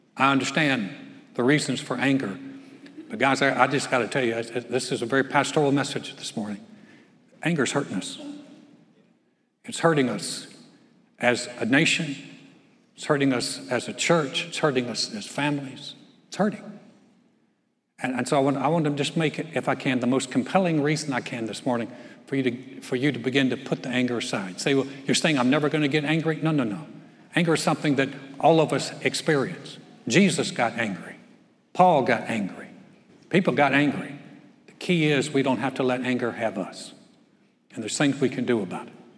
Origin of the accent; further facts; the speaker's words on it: North Carolina, United States; moved away; my hometown in North Carolina